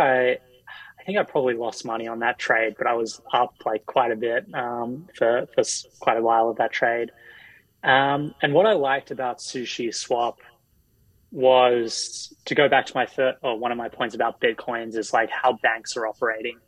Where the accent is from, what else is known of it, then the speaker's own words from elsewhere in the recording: Australia; now in United States; as an Australian who's, you know, living in the US